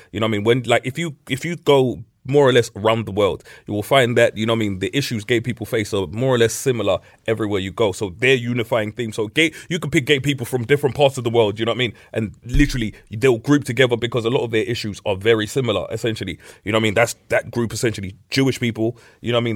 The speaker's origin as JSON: {"language": "English", "town": "Middlesbrough", "region": "North East England", "country": "United Kingdom", "tie": "born or raised there", "said": "growing up in Middlesbrough"}